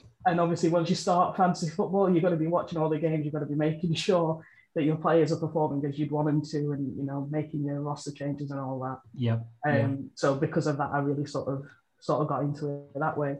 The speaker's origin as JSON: {"language": "English", "region": "North West England", "country": "United Kingdom", "said": "Yeah, so I'm from England, from the northwest of England"}